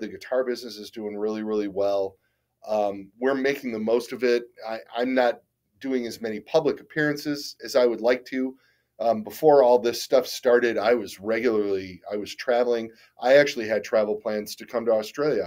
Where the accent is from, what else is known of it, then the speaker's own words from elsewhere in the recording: Detroit, Michigan, United States; moved away as an adult; now in Toledo, United States; I grew up in Detroit